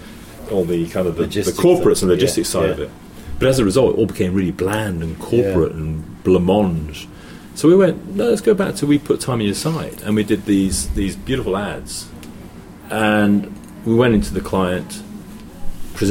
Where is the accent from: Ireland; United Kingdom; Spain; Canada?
United Kingdom; England; moved away as an adult; also born or lived in Hong Kong; I'm English